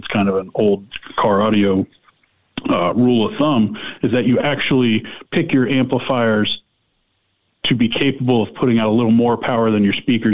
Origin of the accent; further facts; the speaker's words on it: Pompano Beach, Florida, United States; I'm born and raised in Pompano Beach